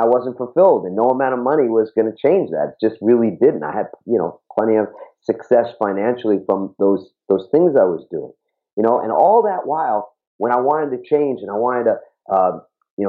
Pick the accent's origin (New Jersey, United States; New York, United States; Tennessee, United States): New York, United States; New York City; I grew up in Queens, New York.